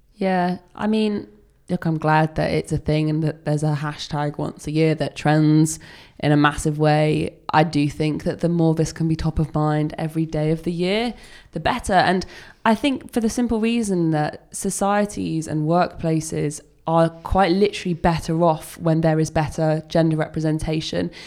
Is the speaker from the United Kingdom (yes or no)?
yes; United Kingdom; accent: English accent; as a Brit